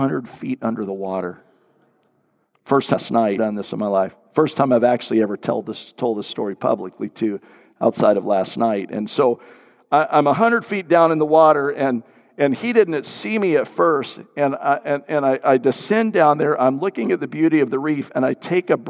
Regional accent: Florida, United States; growing up in Florida, everything water, just love anything to do with the water

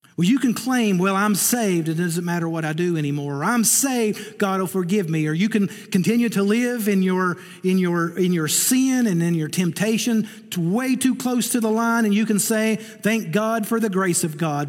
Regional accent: Eastern Kentucky, United States; I'm from Eastern Kentucky

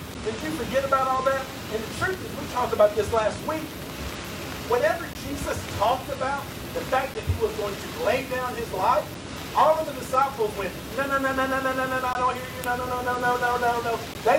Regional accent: Tennessee, United States; born there; I was born in West Tennessee in America, and that kind of makes you a Christian automatically, doesn't it?

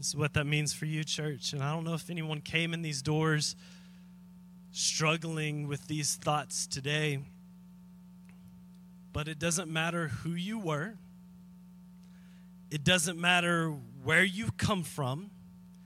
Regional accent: Atlanta, Texas, United States; also born or lived in Dallas, Texas; I was born in Atlanta, Texas. Little old hospital in Atlanta, Texas

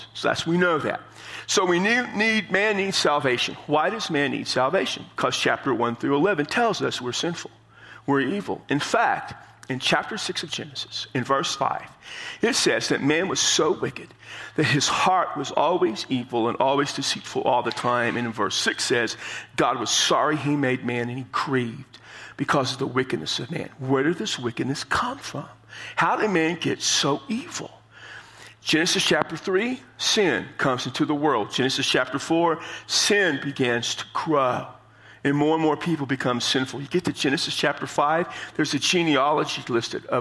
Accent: San Antonio, Texas, United States; I come from San Antonio

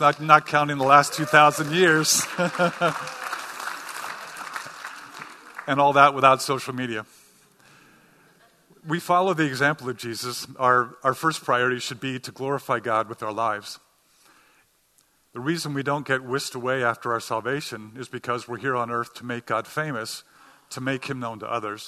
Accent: Cincinnati, Ohio, United States; now in New England, United States; some of you know I'm from Cincinnati, Ohio

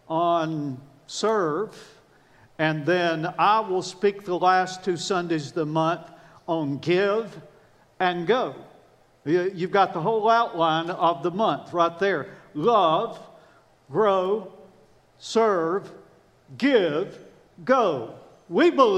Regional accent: the South, United States; I'm from the South

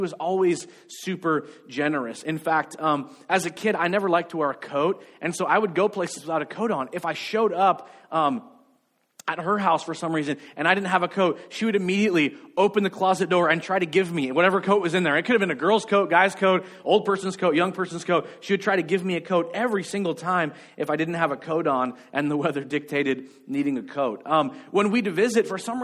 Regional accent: United States; I grew up in America and I spoke English

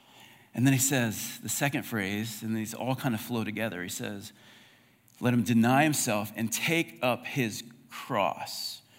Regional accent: United States; It's very broad. I'm American.

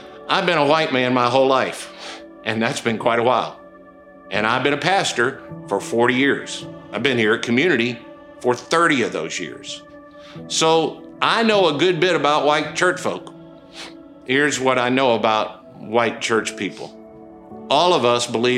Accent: Okolona, Mississippi, United States; moved away; I was born in Okolona, Mississippi

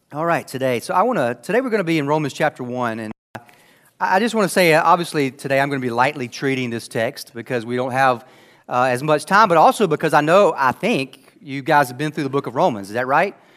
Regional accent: Anderson, United States; I grew up here in Anderson

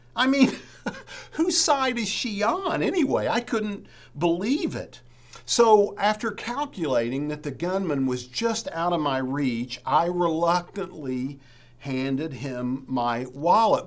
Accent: West Virginia, United States; moved away; I'm from West Virginia

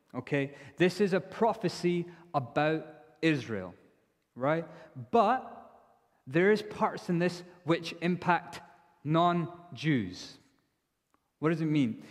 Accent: India; now in Edinburgh, United Kingdom; I'm from India.

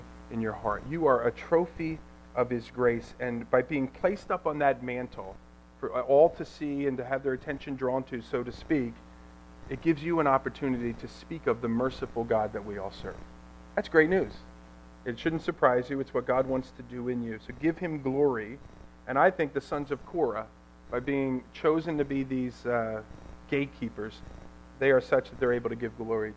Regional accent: Ewing Township, New Jersey, United States; also born or lived in Lambertville, New Jersey; I grew up here in Ewing Township

